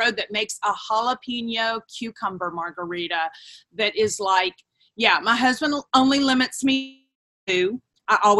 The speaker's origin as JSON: {"language": "English", "town": "Houston", "region": "Texas", "country": "United States", "tie": "born or raised there", "lives_now": "Dallas, United States", "said": "I grew up in Houston, Texas, and I currently live in Dallas, Texas"}